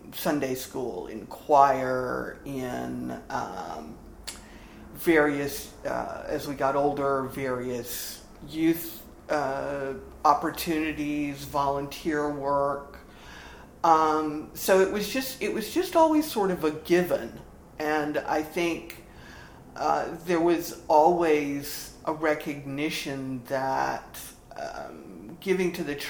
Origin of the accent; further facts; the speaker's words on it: South Carolina, United States; I grew up in the Episcopal Church in the Diocese of South Carolina